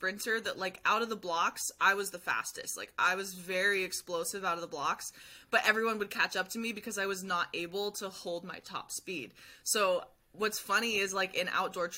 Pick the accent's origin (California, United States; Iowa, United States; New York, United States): California, United States; near Humboldt State; I ran track at Humboldt State